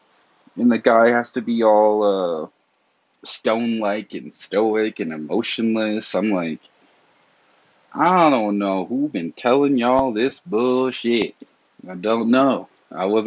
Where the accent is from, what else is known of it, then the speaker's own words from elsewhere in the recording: the South, United States; I'm from the South